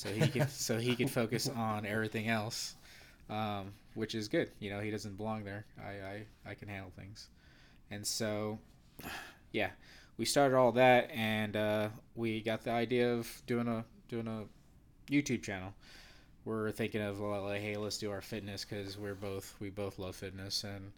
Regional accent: California, United States; I'm also from Northern California. Grew up in, let's say, middle class, but didn't really have much.

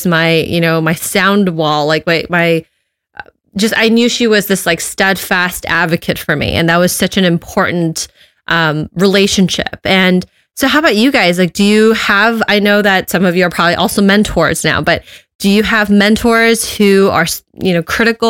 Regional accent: Los Angeles, California, United States; moved away as an adult; also born or lived in upstate New York; I was born and raised in Los Angeles and I was in upstate New York for grad school

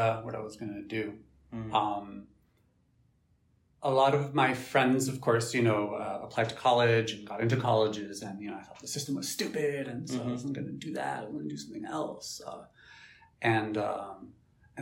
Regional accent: Miami, Florida, United States; I grew up in Miami, and I ended up getting accepted to University of Miami

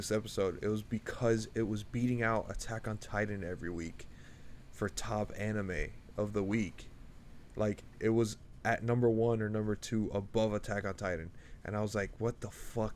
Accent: United States; as an American

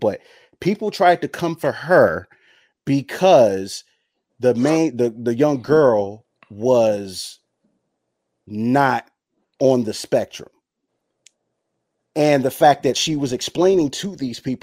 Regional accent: United States; I'm American. I was born here

